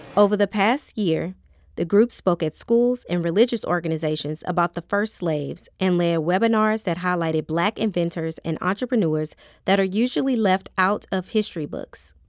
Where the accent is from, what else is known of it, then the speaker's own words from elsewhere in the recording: New Jersey, United States; now in St. Louis, United States; I'm originally from Jersey.